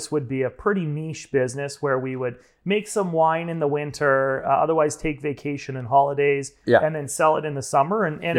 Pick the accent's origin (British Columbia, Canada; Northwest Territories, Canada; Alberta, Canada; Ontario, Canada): British Columbia, Canada; Kamloops; born there; also born or lived in Edmonton; now in Prince George, Canada; I was born in Kamloops, BC. We went to Edmonton and then had an opportunity to start a group of companies here in Prince George.